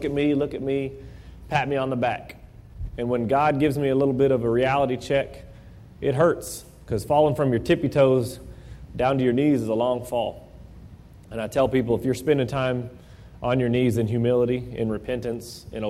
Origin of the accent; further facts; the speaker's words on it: Midwest City, Oklahoma, United States; also born or lived in Edmond, Oklahoma / Owasso, Oklahoma; growing up in Midwest City and living in Edmond only my whole life, knew nothing about the Tulsa area.